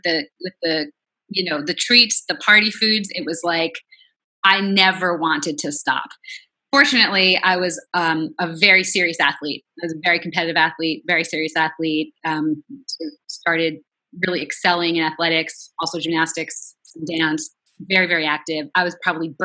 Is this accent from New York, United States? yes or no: yes; Long Island, New York, United States; moved away as an adult; also born or lived in Queens, New York; now in Los Angeles, United States; I was born in Queens, raised on Long Island. I'm a New Yorker to the core, but now I'm in LA.